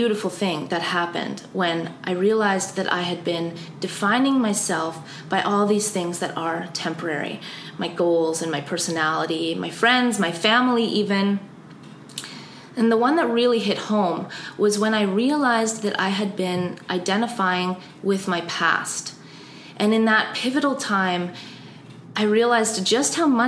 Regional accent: Austria; growing up in Austria

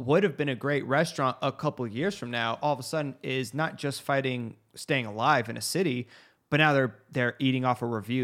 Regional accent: United States; it's our fault being American.

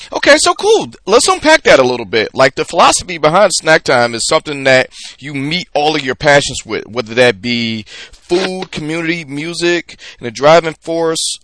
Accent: Detroit, Michigan, United States; I am from Detroit.

